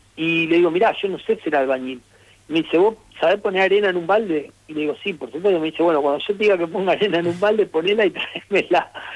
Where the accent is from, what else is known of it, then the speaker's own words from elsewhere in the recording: Rosario, Santa Fe, Argentina; como yo soy de Rosario, en Rosario incluso no respetamos las S